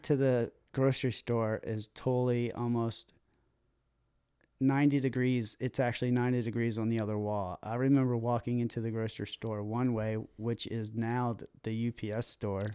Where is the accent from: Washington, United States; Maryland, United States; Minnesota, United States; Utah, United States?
Maryland, United States; Baltimore; moved away; I grew up in Baltimore